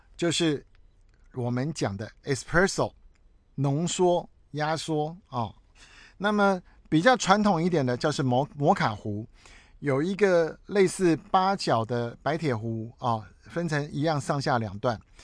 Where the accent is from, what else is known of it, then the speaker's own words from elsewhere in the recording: Taiwan; 我是台湾人、中华民族的人、黄种皮肤